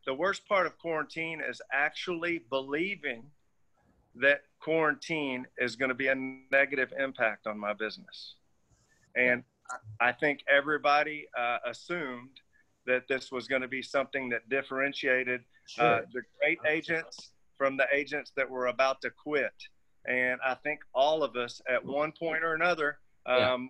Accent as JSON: {"language": "English", "country": "United States", "said": "being an American"}